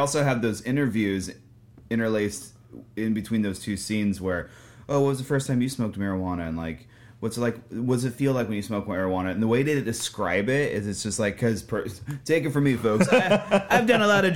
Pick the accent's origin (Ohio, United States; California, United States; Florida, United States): California, United States; Southern; when I was in high school growing up in Southern California in the early 2000s